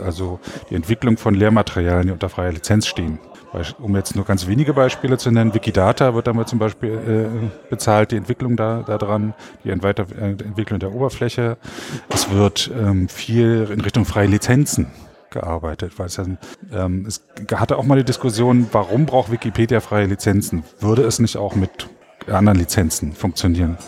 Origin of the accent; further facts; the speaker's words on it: Frankfurt, Brandenburg, Germany; Frankfurt-Oder. Das ist die Stadt, wo ich aufgewachsen bin